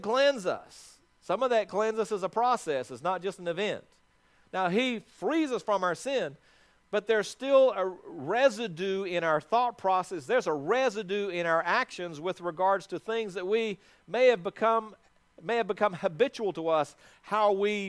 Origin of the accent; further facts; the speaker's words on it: South Africa; moved away; also born or lived in Athens, Georgia; When I was born in South Africa